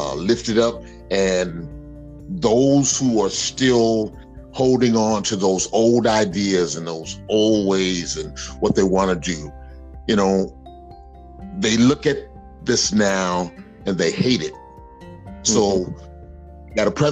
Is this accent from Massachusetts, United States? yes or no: no; Mobile, Alabama, United States; When I was a young boy growing up in Mobile, Alabama